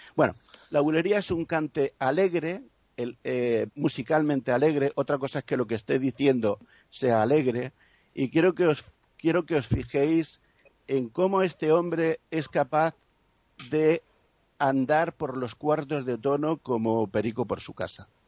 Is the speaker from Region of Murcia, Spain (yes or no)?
yes; Region of Murcia, Spain; yo soy de Murcia